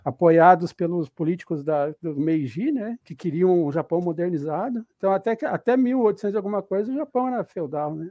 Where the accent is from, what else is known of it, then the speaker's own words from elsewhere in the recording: Ponta Grossa, Paraná, Brazil; now in São Paulo, Brazil; eu sou de Ponta Grossa